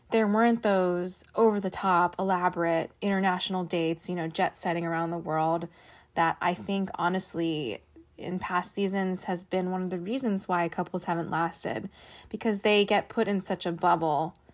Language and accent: English; Washington, District of Columbia, United States; I am 30 and I'm from Washington, D.C.